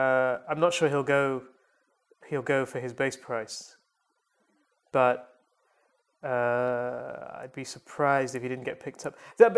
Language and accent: English; Chennai, Tamil Nadu, India; It's my hometown team, in fact, the Chennai Super Kings.